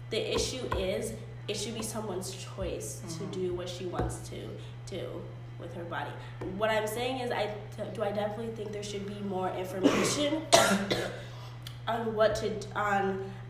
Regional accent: United States; I am an American. I love this country

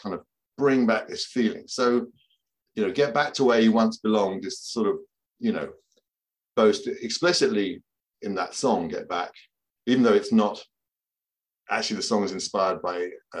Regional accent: United Kingdom; also born or lived in London; as a British person born in 1963, and I grew up in London until I was about 4 or 5. But even after that, we would come back to London regularly because we lived quite near London.

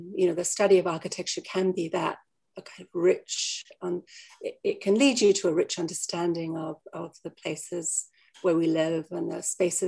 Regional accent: Australia; moved away; I came from Australia

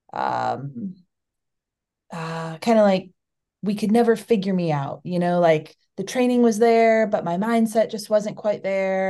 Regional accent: Chicago, Illinois, United States; moved away as an adult; now in Flagstaff, United States; I'm from the Chicago area

